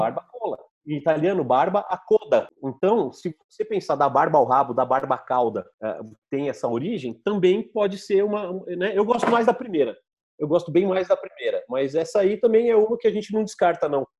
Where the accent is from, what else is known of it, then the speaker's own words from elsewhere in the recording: São Carlos, São Paulo, Brazil; accent: caipira; Eu falo Arkansas mesmo, que eu sou caipira de São Carlos.